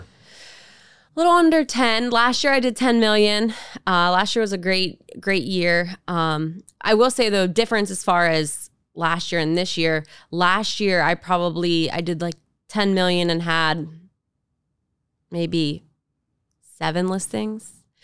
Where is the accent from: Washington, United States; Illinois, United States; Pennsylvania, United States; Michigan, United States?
Pennsylvania, United States; Pittsburgh; growing up in the South Side, being the city kid